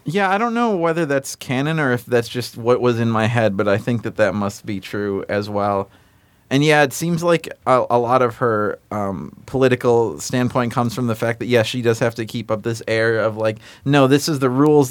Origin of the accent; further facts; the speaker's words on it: Illinois, United States; also born or lived in Chicago suburbs, Illinois; I moved across the state from the Quad Cities to the Chicago suburbs